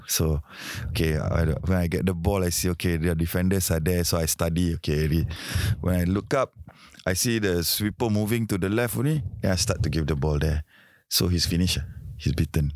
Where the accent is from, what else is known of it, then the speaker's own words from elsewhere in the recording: Singapore; We are all Singaporean